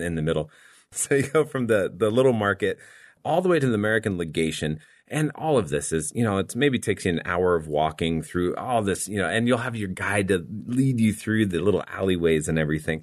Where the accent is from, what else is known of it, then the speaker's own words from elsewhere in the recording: Sarajevo, Bosnia & Herzegovina; inače dolazim iz Sarajeva, u Bosni i Hercegovini